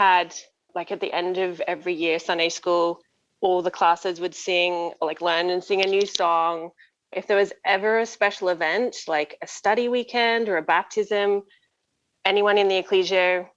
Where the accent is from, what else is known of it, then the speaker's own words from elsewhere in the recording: Brisbane, Queensland, Australia; moved away as an adult; now in Southern Ontario, Canada; I grew up in Brisbane, Australia, so northern states, tropical, and I moved here 7 years ago when I married Craig Wilson